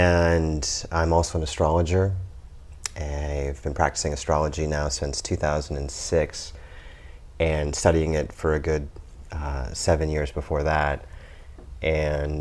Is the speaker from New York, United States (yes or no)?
no; Lincoln, Nebraska, United States; I was born and raised in Lincoln, Nebraska